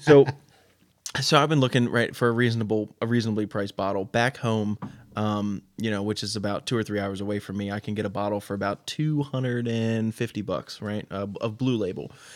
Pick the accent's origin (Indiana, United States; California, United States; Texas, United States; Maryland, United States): Maryland, United States; Baltimore County; moved away as an adult; also born or lived in Pennsylvania; now in West Virginia, United States; I am a Baltimore County, Maryland, born and raised up in the middle of the nowhere